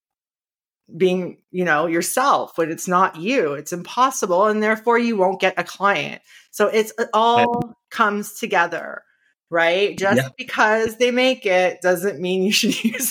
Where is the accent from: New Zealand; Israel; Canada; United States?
Canada; Niagara Falls, Ontario; we moved back to Niagara Falls, which is my hometown